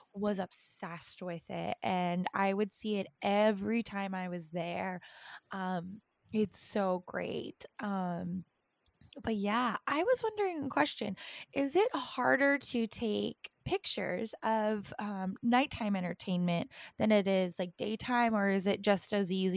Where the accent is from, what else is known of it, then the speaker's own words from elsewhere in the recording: East Coast, United States; moved away; I was from East Coast